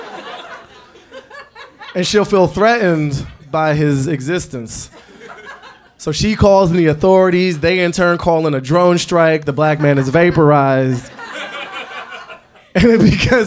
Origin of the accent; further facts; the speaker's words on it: Washington, District of Columbia, United States; Growing up in Washington, D.C. in the 80s under a crackhead mayor